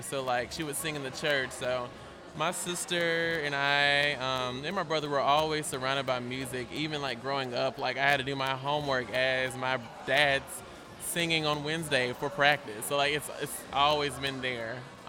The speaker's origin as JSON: {"language": "English", "region": "Alabama", "country": "United States", "tie": "born or raised there", "also_born_or_lived": "Mississippi", "said": "I was born in Mississippi, and I was raised in Alabama."}